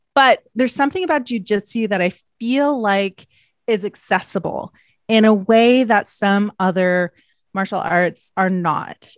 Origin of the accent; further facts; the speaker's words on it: Canada; I'm Canadian